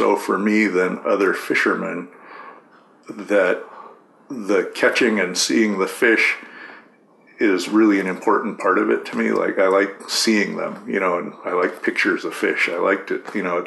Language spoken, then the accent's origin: English; Corvallis, Oregon, United States; I grew up in Corvallis, Oregon. So Western Oregon